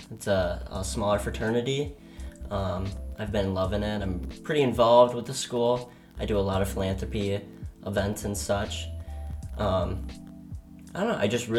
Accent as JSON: {"language": "English", "town": "Braidwood", "region": "Illinois", "country": "United States", "tie": "born or raised there", "moved": "as an adult", "lives_now": "Whitewater, United States", "said": "I'm from a small town in Braidwood, Illinois. It's kind of out in the sticks a little bit. definitely grew up in the country in a small kind of fisherman-y area. I grew up around a ton of people who fished."}